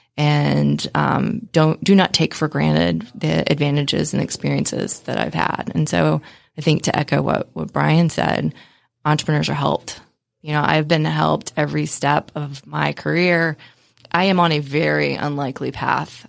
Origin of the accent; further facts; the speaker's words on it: West Virginia, United States; I grew up in West Virginia, um, which is not known for being one of the wealthier areas of the United States